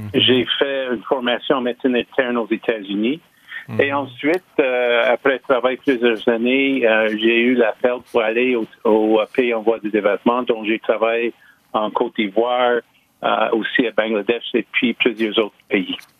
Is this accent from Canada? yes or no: yes; Lachine, Quebec, Canada; Je suis né à la Chine, je suis originaire